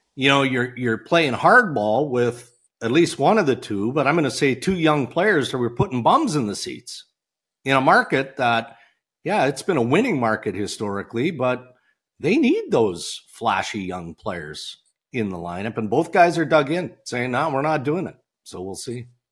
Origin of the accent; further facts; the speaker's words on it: Saskatchewan, Canada; growing up in Saskatchewan